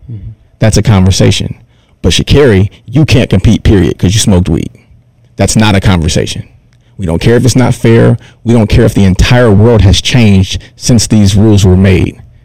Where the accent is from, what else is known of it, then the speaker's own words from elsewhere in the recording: Detroit, Michigan, United States; I'm from Detroit